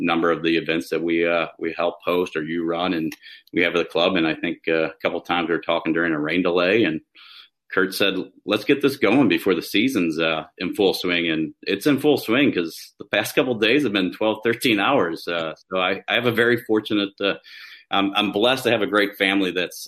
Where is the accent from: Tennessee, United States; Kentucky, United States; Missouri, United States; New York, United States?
Missouri, United States; St. Louis; I'm from the St. Louis area, grew up in South County, Lindbergh School District